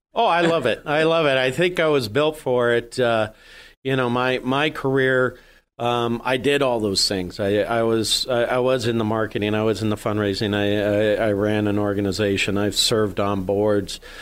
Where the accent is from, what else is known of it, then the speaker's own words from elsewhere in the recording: Jamestown, New York, United States; moved away as an adult; also born or lived in Meadville, Pennsylvania / Washington, D.C.; now in Erie, United States; I grew up just over the border in uh, Jamestown, New York